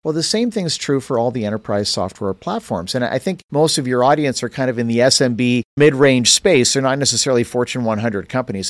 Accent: Canada; moved away; I grew up in Canada

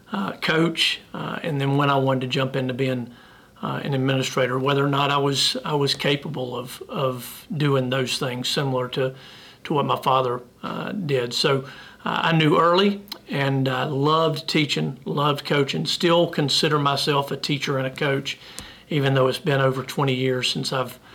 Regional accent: Piedmont, South Carolina, United States; also born or lived in Fort Mill, South Carolina; born and raised in South Carolina, grew up right down the road in Piedmont

